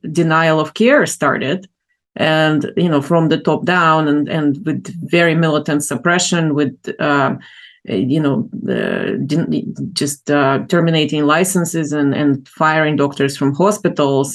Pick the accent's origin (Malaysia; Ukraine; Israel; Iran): Ukraine; moved away as an adult; now in United States; I grew up in Ukraine, in the Soviet Union, then in Ukraine, and then moved to the U.S.